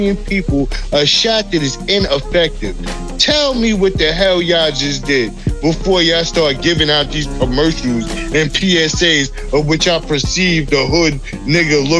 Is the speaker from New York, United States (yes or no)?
yes; New York, United States; I'm from New York